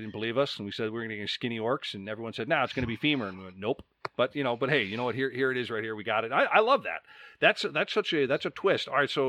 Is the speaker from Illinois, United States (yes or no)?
yes; Chicago, Illinois, United States; I'm from Chicago